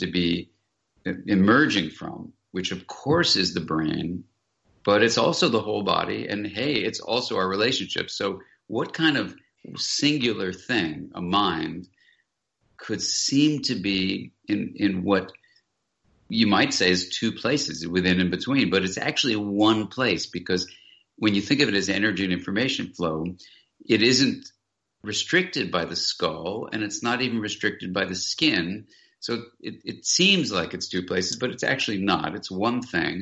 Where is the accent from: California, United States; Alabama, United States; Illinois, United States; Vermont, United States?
California, United States; Southern; I grew up here in Southern California, and I was walking along this beach where I was a kid and an adolescent